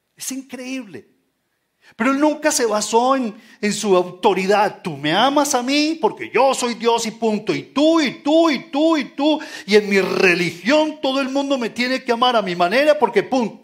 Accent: Colombia; tenemos que levantar nuestra bandera como colombianos

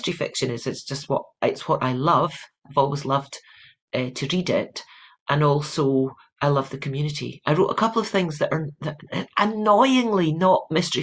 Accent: Edinburgh, Scotland, United Kingdom; moved away as an adult; now in California, United States; I am a Scot who moved to California

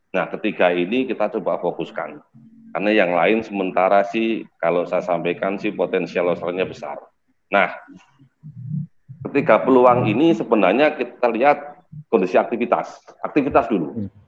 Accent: Temanggung, Central Java, Indonesia; born there; karena saya kebetulan eh, lahir di Temanggung, ada tiga N.

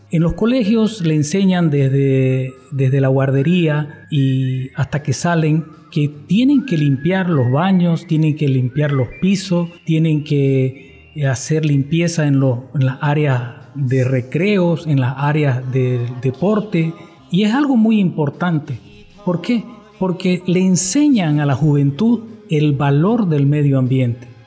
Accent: Bolivia; moved away as an adult; now in Japan; Eh, soy de Bolivia, por cierto, y vivo 25 años

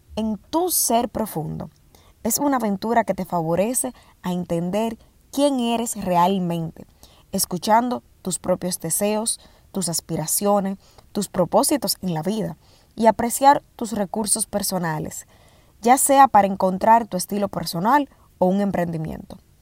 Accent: Dominican Republic; primer e-commerce en mi país eh, en el sector con pagos registrado y transparentado en República Dominicana

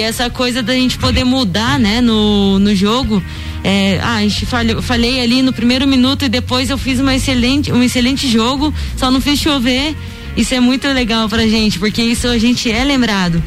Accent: Piedade, São Paulo, Brazil; moved away as an adult; now in Lages, Brazil; Comecei minha trajetória com 9 anos de idade no futsal em Piedade, São Paulo, interior de São Paulo, uma cidadezinha bem pequenininha, é, quase ninguém conhece. Então é paulista. Sou paulista, sou interiorana, né?

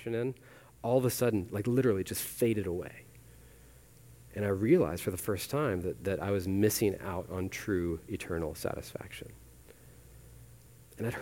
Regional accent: Weatherford, Texas, United States; I grew up in Weatherford, so other side of the Metroplex

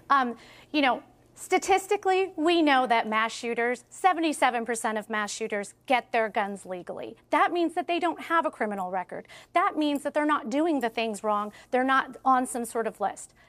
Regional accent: Highland Park, Illinois, United States; I'm from Highland Park, Illinois

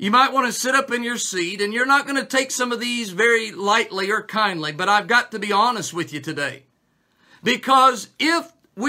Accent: United States

